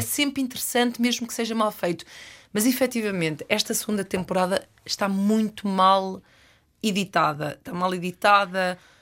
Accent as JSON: {"language": "Portuguese", "region": "Norte", "country": "Portugal", "said": "Eu venho, eu venho da, da, da, terra oficial dos azeiteiros. A zona de onde eu venho é, produz mais eh, concorrentes reality show do que o resto do país"}